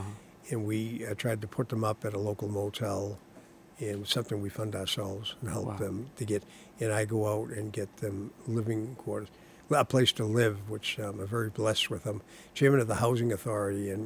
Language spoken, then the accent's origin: English; Malden, Massachusetts, United States; moved away as an adult; now in Salem, United States; from Malden. I grew up in Malden